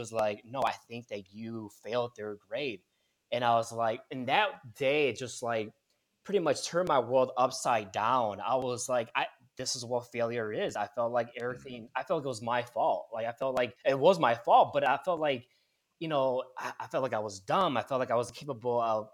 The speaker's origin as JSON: {"language": "English", "town": "Milwaukee", "region": "Wisconsin", "country": "United States", "tie": "born or raised there", "moved": "as an adult", "lives_now": "Chicago, United States", "said": "I was born and raised in Milwaukee, Wisconsin"}